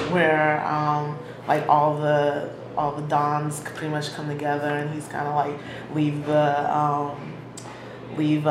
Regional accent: Chicago, Illinois, United States; growing up on the South Side

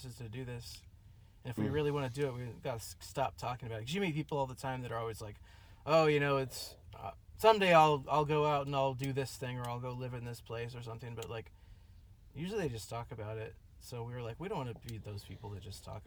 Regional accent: San Diego, California, United States; moved away as an adult; now in Midwest, United States; I'm originally from San Diego

